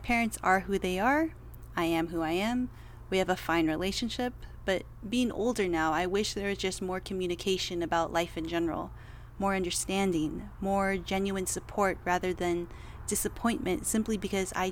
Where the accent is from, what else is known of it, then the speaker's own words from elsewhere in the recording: United States; I was born and raised in America